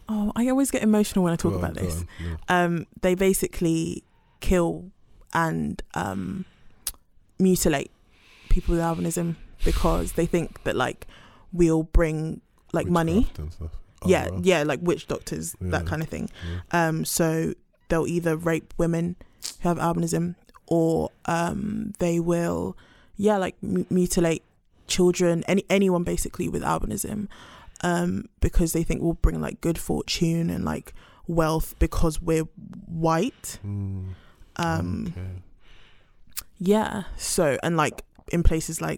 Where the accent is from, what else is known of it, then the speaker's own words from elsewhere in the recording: London, United Kingdom; also born or lived in Brixton, London; I lived in Brixton for the first like few years of my life and then moved to High Barnet